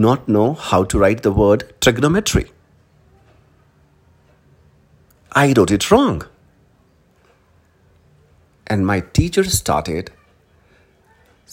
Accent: Hindi heartland, India; English is a second language; we are from Hindi heartland

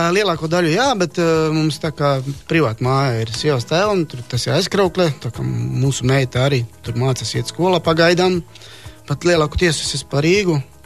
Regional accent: Vinkovci region, Vukovar-Syrmia County, Croatia; Latvian is a second language; moved away as an adult; now in Latvia; šī ir kā reiz vietā no mana reģiona, no reģiona, no kurienes es, es esmu nācis. Dzimis esmu cita reģiona, bet nācis esmu

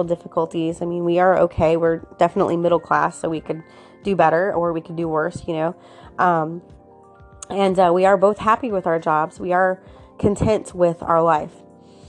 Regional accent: Florida, United States; I was born and raised in Florida. So for me, Florida is my home

